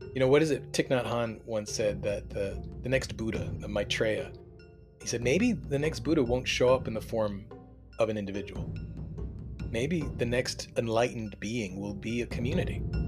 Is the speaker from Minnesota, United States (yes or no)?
no; Delaware, United States; also born or lived in Ithaca, New York; I was born in Ithaca, upstate New York, which was very, uh, progressive, uh, from six to eighteen, I lived in the suburbs in, in Delaware